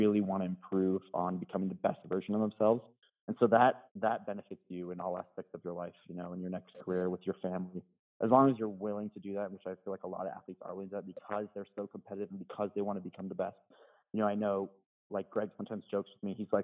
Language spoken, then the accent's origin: English; United States; as an American